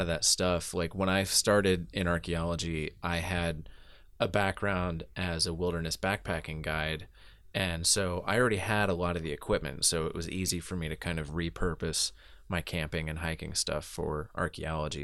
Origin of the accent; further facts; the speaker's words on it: Southeastern US, United States; I grew up mostly in the Southeastern U S where when it gets hot, it's also really humid